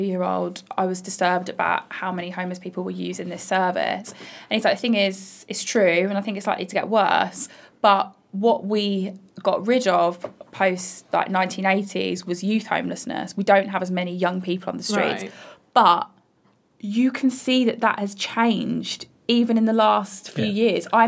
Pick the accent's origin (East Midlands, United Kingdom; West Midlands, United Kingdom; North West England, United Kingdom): West Midlands, United Kingdom; Bromsgrove; moved away; In Bromsgrove, my hometown, on the outskirts of Birmingham